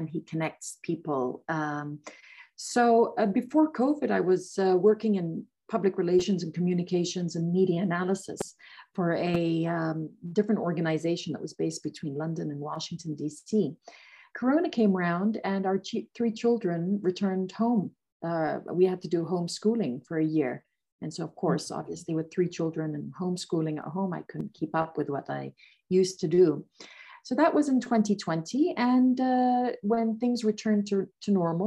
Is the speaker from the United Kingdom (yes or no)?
no; Qatar; I am of Lebanese heritage, and I was born and brought up in Qatar